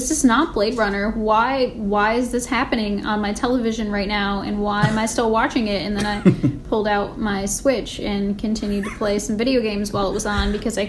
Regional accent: Michigan, United States; I grew up in Michigan

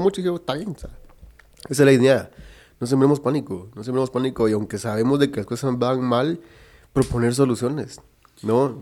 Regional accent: Guatemala; nosotros como guatemaltecos

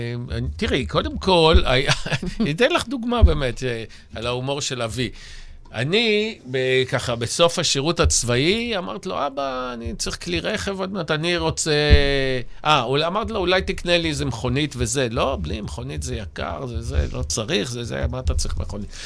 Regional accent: Ramat Gan, Tel Aviv District, Israel; born or raised there; also born or lived in Germany

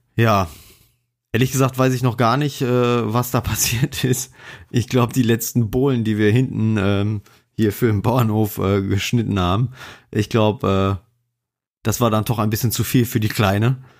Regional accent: Poland; moved away; Ich komme ja gebürtig aus Polen, also ich hm. kenne die Ecke sehr gut

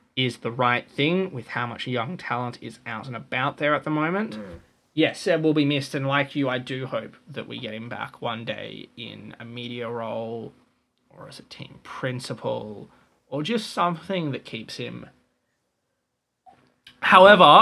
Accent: Australia; as an Australian

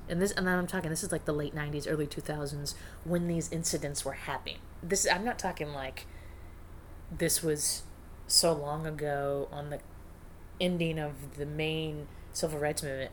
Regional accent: northern Arizona, United States; moved away; I grew up in a conservative, small retirement community in Arizona and in northern Arizona.

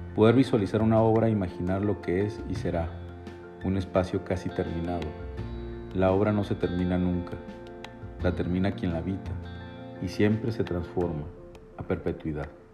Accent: Chihuahua, Mexico; mi tierra, Chihuahua

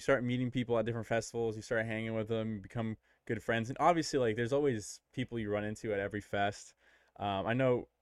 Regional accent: Tampa, Florida, United States; We're from Tampa

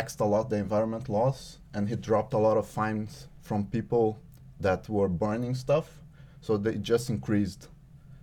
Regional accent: Juiz de Fora, Minas Gerais, Brazil; born or raised there; now in Norway

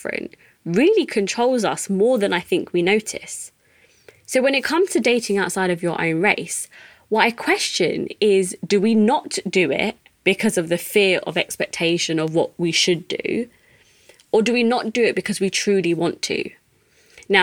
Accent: United Kingdom; being a British Asian

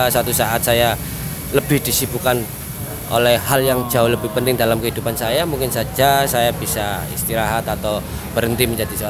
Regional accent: Surabaya, East Java, Indonesia; jadi saya sendiri asli arek Surabaya

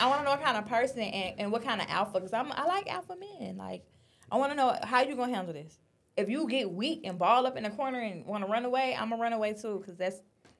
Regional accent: Florida, United States; now in Los Angeles, United States; I'm from Florida.

